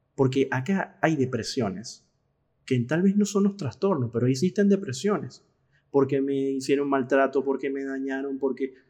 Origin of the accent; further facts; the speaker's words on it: Caracas, Capital District, Venezuela; moved away as an adult; now in Argentina; como dicen en Venezuela, en mi país de origen